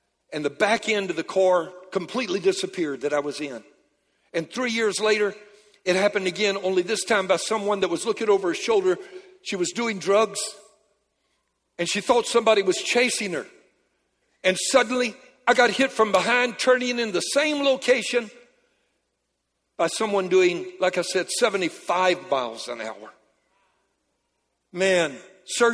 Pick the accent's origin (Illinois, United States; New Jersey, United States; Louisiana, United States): Louisiana, United States; I'm a Cajun from Louisiana